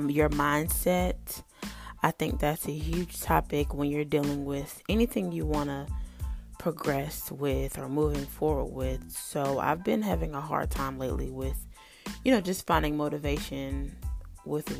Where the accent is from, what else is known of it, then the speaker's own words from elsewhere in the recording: North Carolina, United States; moved away as an adult; now in Florida, United States; I was born and raised in North Carolina